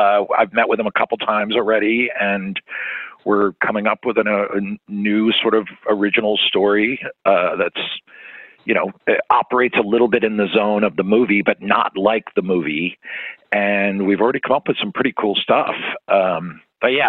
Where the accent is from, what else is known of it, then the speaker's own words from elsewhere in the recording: around Philadelphia, Pennsylvania, United States; I grew up around Philly